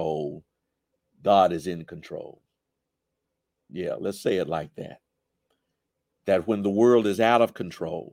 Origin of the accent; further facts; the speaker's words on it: Jackson, Mississippi, United States; We used to live in Georgetown, right across the street from Lanier High School